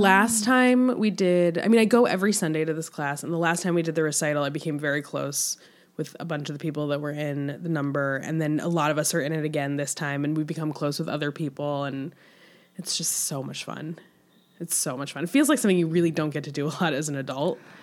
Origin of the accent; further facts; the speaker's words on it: Michigan, United States; moved away; we grew up in Michigan, half an hour away from each other